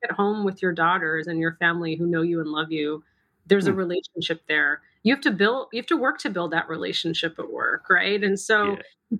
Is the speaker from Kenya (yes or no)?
no; Massachusetts, United States; My younger brother and I were born and raised in the United States. Spent most of our time in Massachusetts